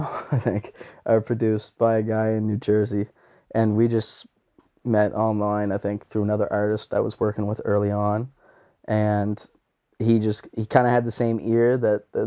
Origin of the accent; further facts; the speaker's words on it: New Glasgow, Nova Scotia, Canada; a lot of people from home, like New Glasgow and Pictou County area